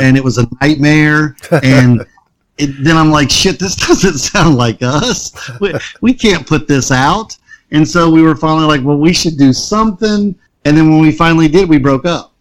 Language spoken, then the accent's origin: English; Concord, North Carolina, United States; Like living in Concord and being a different kid was not cool.